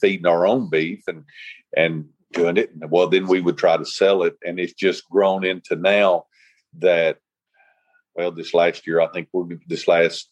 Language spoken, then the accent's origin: English; Lavaca, Arkansas, United States; also born or lived in Jonesboro, Arkansas; I'm originally from Jonesboro, and my parents moved to Lavaca back in 1971.